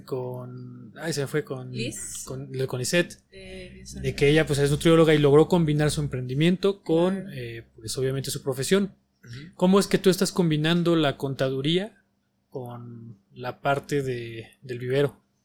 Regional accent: Mexico; como mexicanos que somos y como por vivir aquí

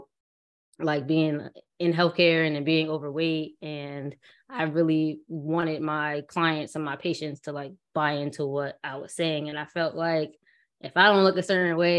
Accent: Bridgeport, Connecticut, United States; I'm from Bridgeport, Connecticut

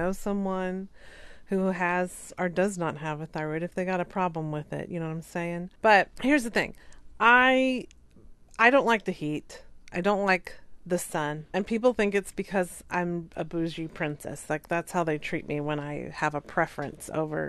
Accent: the South, United States; moved away; I'm from the South

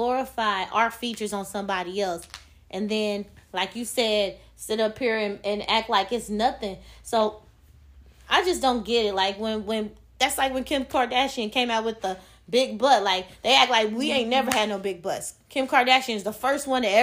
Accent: United States; We're from America. We're Americans. That's our nationality

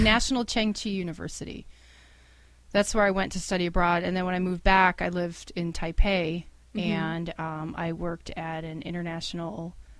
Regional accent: Cleveland, Ohio, United States; also born or lived in Chicago; I'm from Cleveland. I grew up in Cleveland. My sister and I were born in Chicago, but basically since the age of three, I've been raised here. So I grew up originally when I was younger on the west side of Cleveland, and then older on the east side.

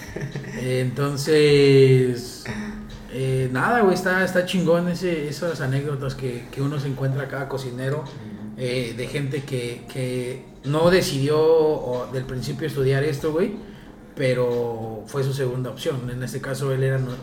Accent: Mexico; moved away as an adult; now in Dubai, United Arab Emirates; yo salí de, de, de, de México a los 23 años

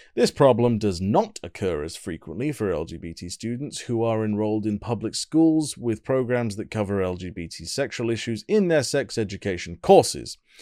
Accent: United Kingdom; I'm British and very polite

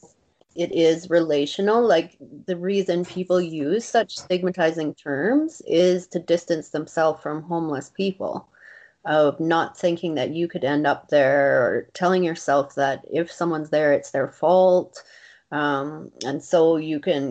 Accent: Calgary, Alberta, Canada; I was born in Treaty 7 territory, where the rivers meet, the Bow River and the Elbow River

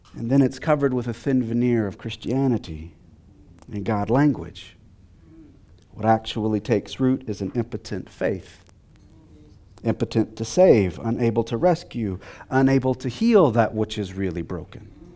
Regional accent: Texas, United States; I'm from Texas

